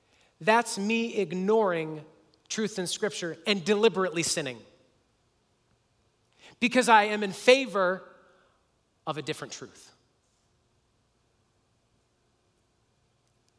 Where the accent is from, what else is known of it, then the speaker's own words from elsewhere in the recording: United States; as an American